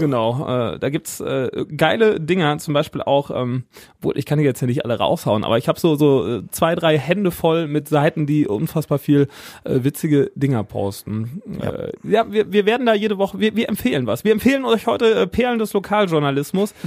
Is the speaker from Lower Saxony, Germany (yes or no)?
no; Siegen, North Rhine-Westphalia, Germany; hier bei uns in Siegen, wo wir herkommen